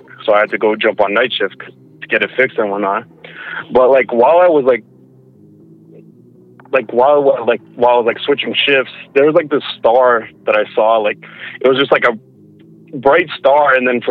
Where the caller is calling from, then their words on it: Alberta, Canada; from Alberta.